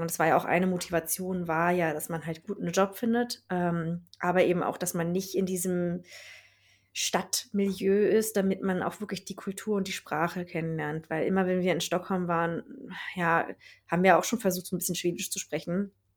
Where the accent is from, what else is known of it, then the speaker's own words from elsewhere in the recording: Berlin, Germany; moved away as an adult; now in Lapland, Sweden; ich komme halt aus, äh, aus Berlin und da bin ich ja immer viele Menschen um mich herum gewohnt gewesen